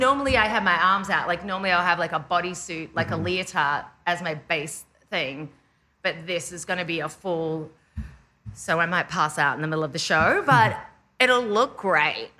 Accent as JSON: {"language": "English", "country": "Australia", "moved": "as an adult", "lives_now": "Los Angeles, United States", "said": "I'm Australian"}